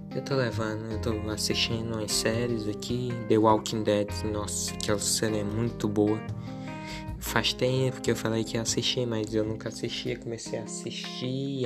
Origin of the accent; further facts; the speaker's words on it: interior of Piauí, Brazil; eu sou pirata da cidade, interior do Piauí, então, o sotaque, a forma que eu falo as palavras